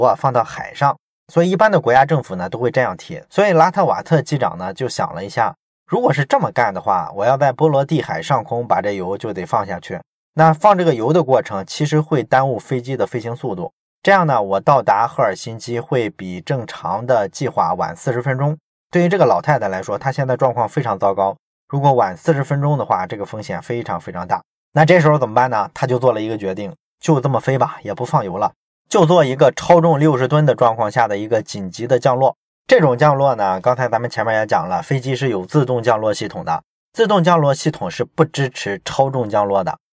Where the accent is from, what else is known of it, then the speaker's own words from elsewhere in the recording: China; 我们中国人